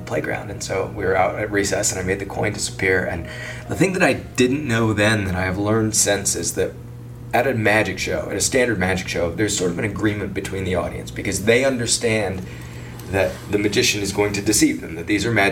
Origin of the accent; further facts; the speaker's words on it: Ames, Iowa, United States; I grew up in Ames, Iowa.